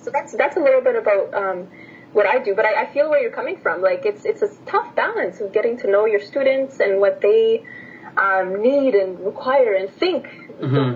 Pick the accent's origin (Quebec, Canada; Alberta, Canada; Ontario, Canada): Alberta, Canada; Edmonton; English is a second language; also born or lived in Bucharest, Romania; I was born in Bucharest, okay, uh, Romania. Yeah and then I moved uh, to Edmonton when I was in grade 2